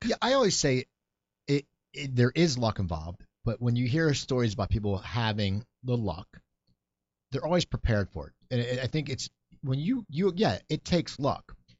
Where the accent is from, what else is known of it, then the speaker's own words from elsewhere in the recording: New Jersey, United States; moved away; I grew up there